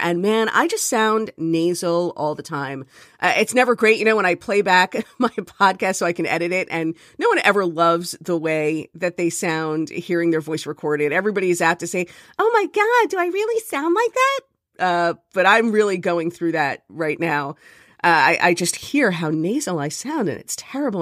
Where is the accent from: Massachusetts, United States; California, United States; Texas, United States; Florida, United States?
Florida, United States; Miami; now in Jersey City, United States; I'm from Miami